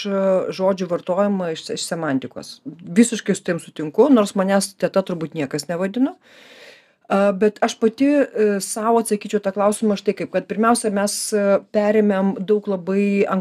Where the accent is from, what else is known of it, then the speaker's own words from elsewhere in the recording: Kaunas, Kaunas County, Lithuania; aš ne Vilnietė, aš Kaunietė